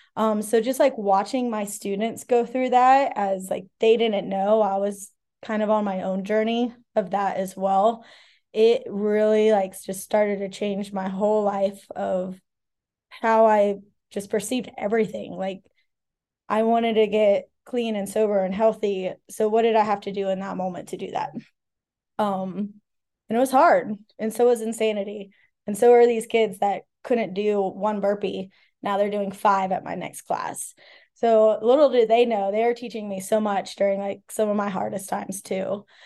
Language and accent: English; Ocala, Florida, United States; moved away as an adult; also born or lived in Charlotte / Colorado / California; now in Asheville, United States; grew up out in the country in Ocala, Florida